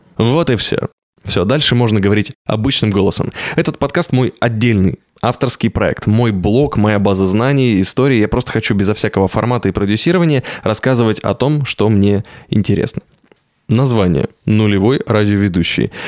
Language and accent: Russian; Novosibirsk, Novosibirsk Oblast, Russia; Я из Новосибирска.